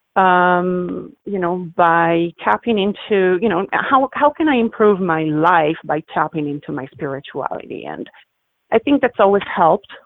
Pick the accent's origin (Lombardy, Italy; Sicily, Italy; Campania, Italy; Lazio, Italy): Lombardy, Italy; Milan; moved away; I'm originally from Milan. I'm from Italy.